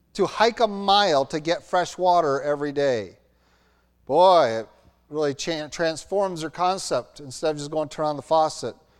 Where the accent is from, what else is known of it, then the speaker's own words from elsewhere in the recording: Roanoke, Virginia, United States; moved away; I grew up in Roanoke, Virginia, graduated from Roanoke Valley Christian Schools